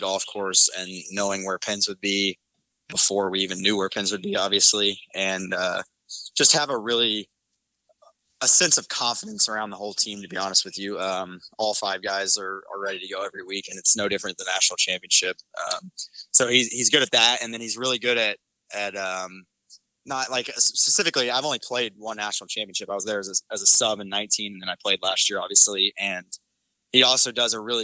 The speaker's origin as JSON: {"language": "English", "town": "Oklahoma City", "region": "Oklahoma", "country": "United States", "said": "I'm from Oklahoma City"}